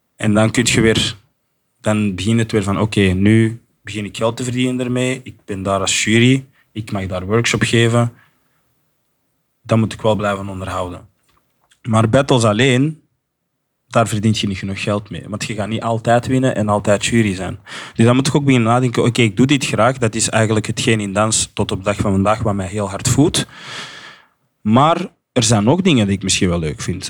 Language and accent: Dutch; Flanders, Belgium; accent: Flemish; ik ben Belgisch en Afrikaans opgevoed. En ik, weet van mezelf dat ik een goede Vlaams accent heb